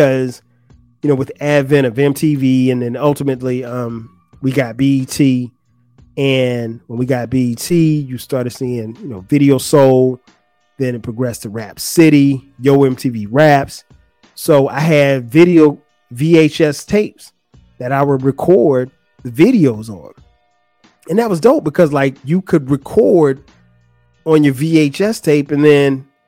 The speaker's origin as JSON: {"language": "English", "town": "Florence", "region": "South Carolina", "country": "United States", "tie": "born or raised there", "moved": "yes", "said": "in my hometown, Florence, we would hang out at like the movie theater"}